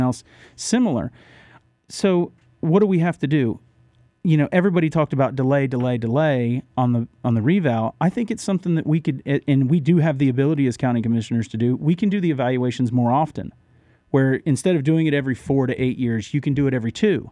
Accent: Orlando, Florida, United States; moved away as an adult; also born or lived in Randleman, North Carolina / Huntersville, North Carolina; now in Mooresville, United States; born and raised in Orlando

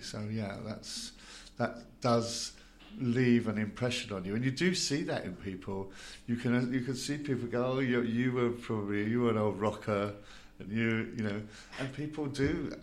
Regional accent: London, United Kingdom; as a kid growing up in South London

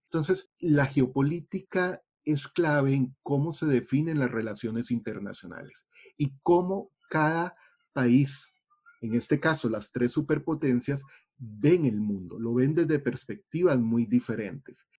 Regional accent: Costa Rica; como costarricenses nos acostumbramos a no pensar en la geografía

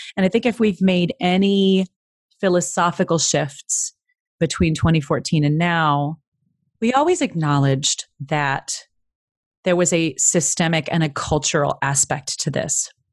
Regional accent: Midwest, United States; I'm from the Midwest

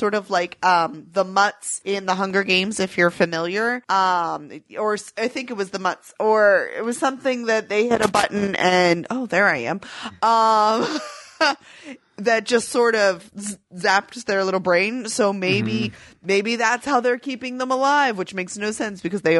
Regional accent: Ireland; Okay, I have no idea what any of that is, and I'm Irish.

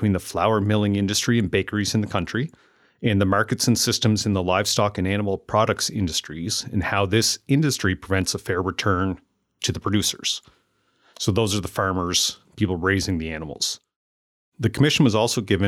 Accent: Amherst, Nova Scotia, Canada; growing up and then moving back to Amherst, Nova Scotia, where I currently run my business and live with my family

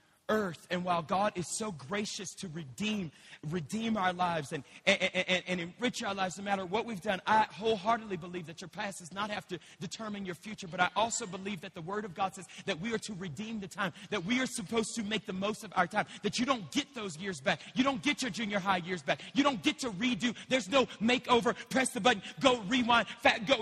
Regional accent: Louisiana, United States; now in Colorado, United States; I'm from Louisiana. We don't drive on mountain cliffs

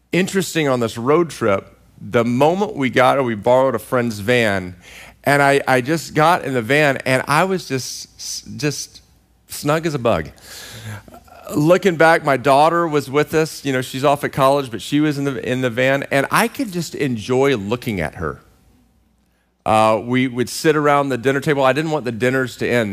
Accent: Central Texas, United States; now in California, United States; I grew up in Central Texas

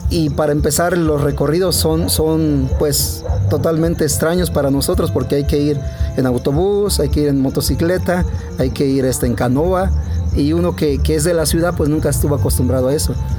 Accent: León, Guanajuato, Mexico; soy originario aquí del municipio de León. Eh, estuvimos, eh, estuve aquí pues como hasta los 17 años

